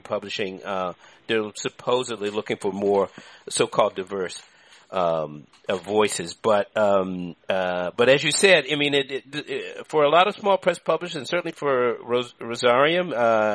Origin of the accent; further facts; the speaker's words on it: Washington, District of Columbia, United States; I grew up in D.C.